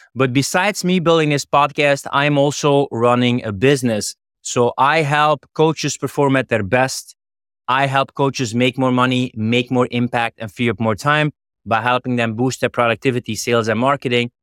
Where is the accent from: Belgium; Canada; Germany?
Belgium; Flanders; moved away; I'm originally from Flanders in Belgium